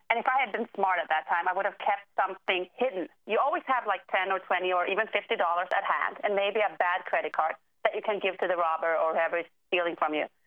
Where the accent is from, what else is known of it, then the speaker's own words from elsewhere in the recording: Sweden; now in Washington, D.C., United States; I'm from Sweden originally, but I live in D.C. right now.